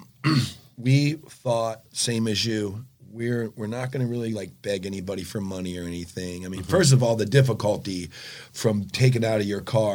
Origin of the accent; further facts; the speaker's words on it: North Lauderdale, Florida, United States; also born or lived in Margate, Florida; I grew up right next to North Lauderdale in Broadview when I was a kid